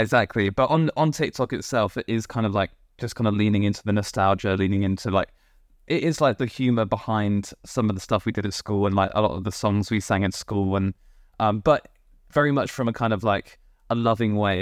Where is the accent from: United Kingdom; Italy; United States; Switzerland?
United Kingdom; Poole, South West England; now in London, United Kingdom; I grew up in Poole in Dorset